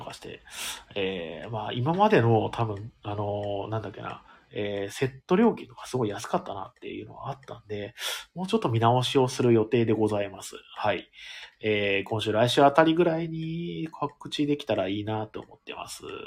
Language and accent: Japanese; Ehime, Japan; 僕、愛媛県出身